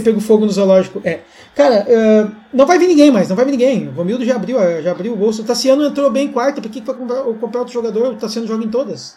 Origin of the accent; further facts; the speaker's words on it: Rio Grande do Sul, Brazil; eu também sou gaúcho, né?